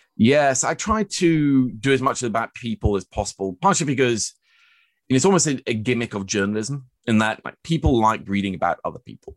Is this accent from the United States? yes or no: no; Oslo, Norway; moved away as an adult; I was born and raised here in Oslo at Smestad